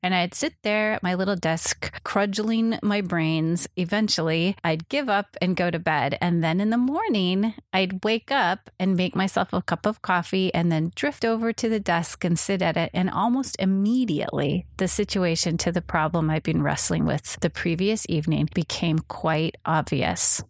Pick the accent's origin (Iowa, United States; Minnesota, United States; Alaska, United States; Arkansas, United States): Minnesota, United States; Minneapolis; now in Pasadena, United States; I grew up in Minnesota in the Twin Cities